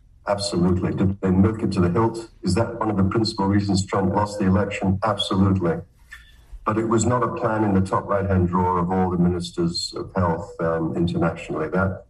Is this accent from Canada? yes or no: yes; Canada; also born or lived in Britain; I'm a Canadian pathologist. My accent gives me away. I got my basic medical degrees from Cambridge in Britain. I did pathology training in Canada.